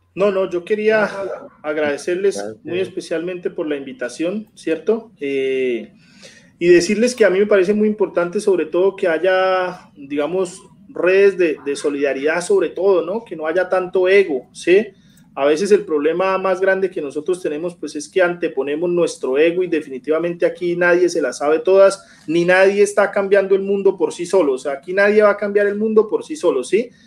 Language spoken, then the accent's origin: Spanish; Bucaramanga, Santander, Colombia; now in Piedecuesta, Colombia; yo, soy de Bucaramanga, pero vivo en pie de cuesta, que es el área metropolitana de Bucaramanga